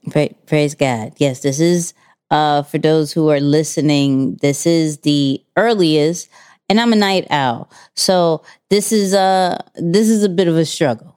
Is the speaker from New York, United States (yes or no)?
yes; New York, United States; we're from New York